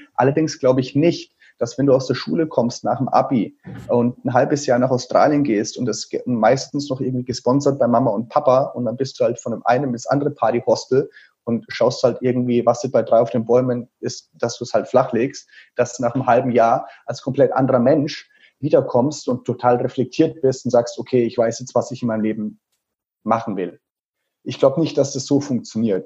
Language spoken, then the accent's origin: German; Teilheim, Bavaria, Germany; in einem Sportheim vom SV Teilheim, also in diesem kleinen Dorf, wo ich aufgewachsen bin